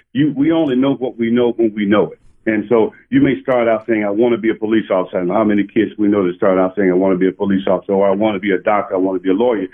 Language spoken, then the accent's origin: English; Parkdale, Arkansas, United States; moved away; I grew up in Parkdale, Arkansas, where then the population was 425